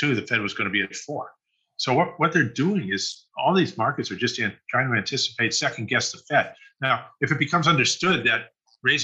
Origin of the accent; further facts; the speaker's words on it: United States; I'm an American here